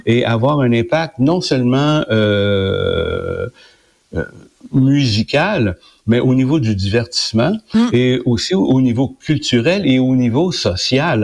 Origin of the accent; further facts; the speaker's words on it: Quebec, Canada; chez nous au Québec